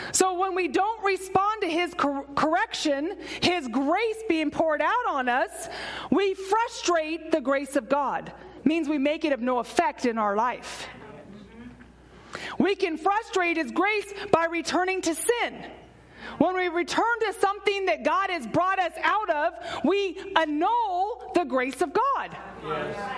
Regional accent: San Antonio, Texas, United States; I'm from San Antonio, so it's like 100 degrees in the summertime

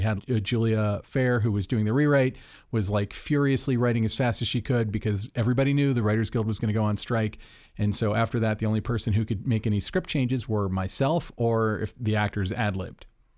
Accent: Orlando, Florida, United States; I'm from Orlando, so.

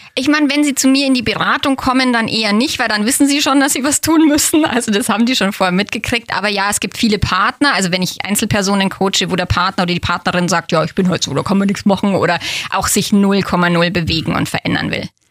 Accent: Feldkirchen-Westerham, Bavaria, Germany; born or raised there

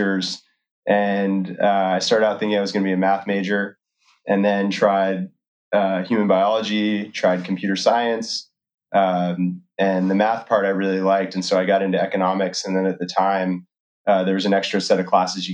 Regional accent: Oregon, United States; also born or lived in Massachusetts; we packed up and moved to Oregon, soon to learn that it was called Oregon, and stayed there until all the way through high school.

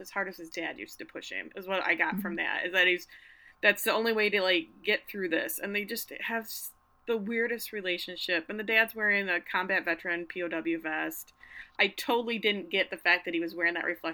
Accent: Grand Rapids, Michigan, United States; Grand Rapids, my hometown. All the good kids went to a Calvin when I was in school

